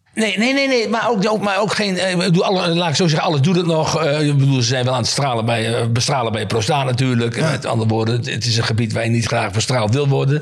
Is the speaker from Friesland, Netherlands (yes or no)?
no; Veendam, Groningen, Netherlands; now in Groningen, Netherlands; ik heb daar een hele mooie jeugd gehad in, in een klein dorpje